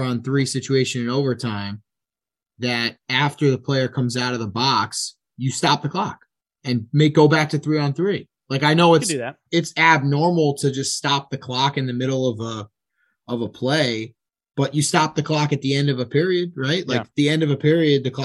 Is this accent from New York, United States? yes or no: yes; New York, United States; me being a New Yorker